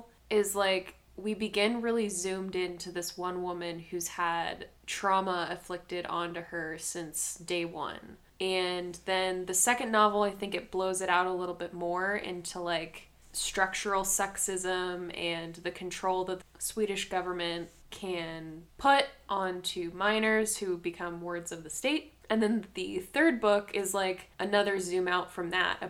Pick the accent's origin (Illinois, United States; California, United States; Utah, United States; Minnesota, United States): California, United States; I'm obviously from California